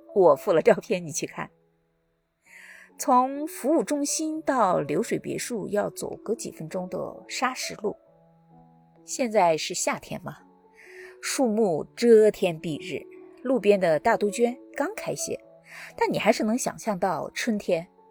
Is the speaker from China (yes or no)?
yes; China; 我们中国人